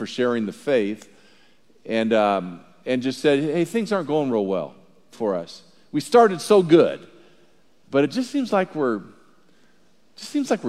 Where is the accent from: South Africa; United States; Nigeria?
United States; Southern California; moved away; I was born in Southern California back like when there were real dinosaurs in La Brea Tar Pit back in there when I was born. But there's two things that I loved about growing up in Southern California